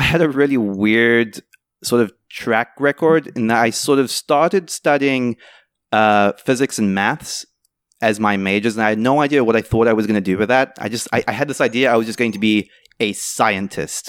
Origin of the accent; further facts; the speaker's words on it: South Africa; moved away; I grew up in South Africa